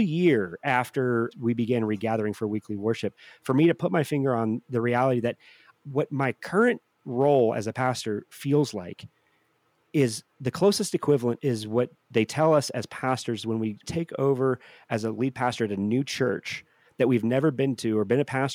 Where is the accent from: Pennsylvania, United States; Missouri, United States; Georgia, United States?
Missouri, United States; St. Louis; I grew up in St. Louis